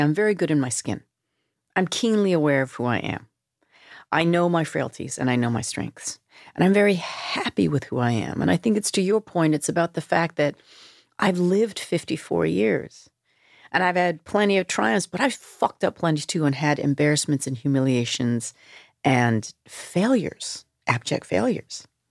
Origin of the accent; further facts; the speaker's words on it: Vancouver, British Columbia, Canada; growing up in Vancouver, in suburban Vancouver